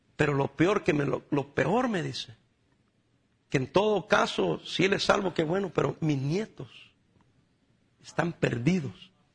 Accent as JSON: {"language": "Spanish", "country": "El Salvador", "moved": "yes", "said": "yo soy del Salvador"}